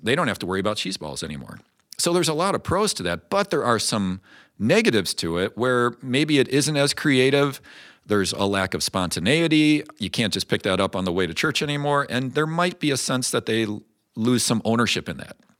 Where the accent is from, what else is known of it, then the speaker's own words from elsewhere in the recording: Chicago, Illinois, United States; moved away; I grew up outside Chicago